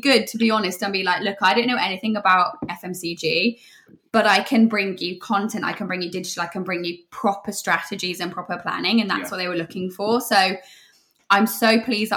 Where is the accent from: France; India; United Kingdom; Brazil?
United Kingdom; West Midlands; I am from the Midlands, which is obviously where Grenade are founded